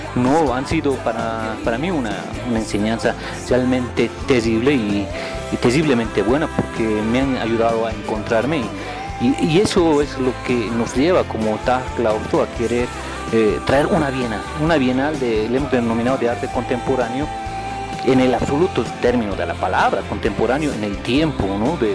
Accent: Bolivia; somos tan bolivianos

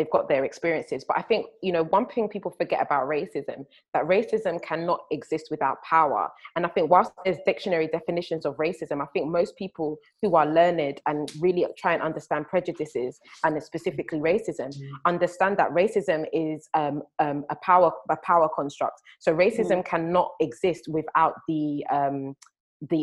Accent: South Africa; me as a South African

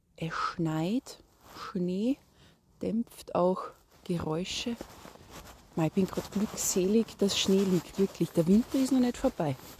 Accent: Salzburg, Austria; bei uns in Salzburg, dass du neben einem Mischwald wohnst

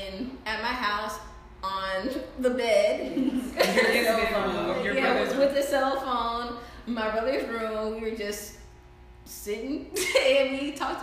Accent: Pearland, Texas, United States; So yeah, we're all from Pearland.

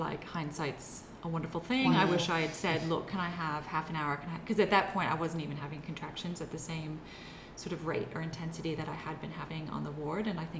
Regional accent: United States; moved away as an adult; now in Australia; I'm from the States, so I don't have family here either.

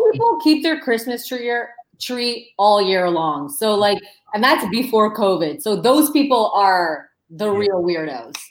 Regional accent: Saint-Hubert, Quebec, Canada; I grew up in St. Hubert

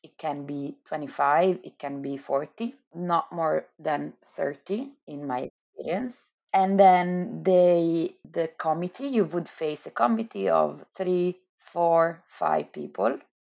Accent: Milan, Lombardy, Italy; moved away; I'm from Italy, I'm from Milan

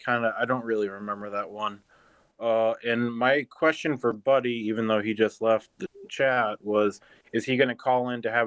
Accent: Cape Cod, Massachusetts, United States; moved away as an adult; now in North Carolina, United States; I was raised on the Cape, and I've been in North Carolina for like 8 months.

